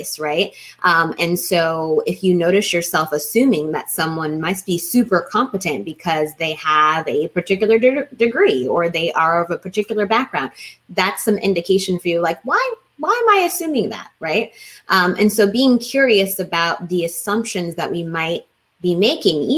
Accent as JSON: {"language": "English", "town": "Kansas City", "region": "Missouri", "country": "United States", "tie": "born or raised there", "said": "I grew up in Kansas City, which is known for barbecue"}